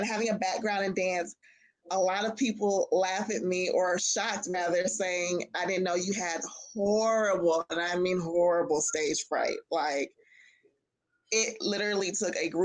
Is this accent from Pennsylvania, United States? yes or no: no; Los Angeles, California, United States; moved away as an adult; now in Atlanta, United States; I am originally from Los Angeles, California.